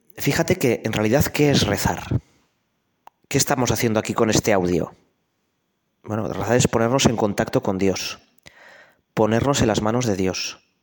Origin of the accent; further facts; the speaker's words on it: Navarrese mountains, Spain; yo nací, que no nací hace tanto, en mi pueblo, que es un pueblo pequeñito de la montaña navarra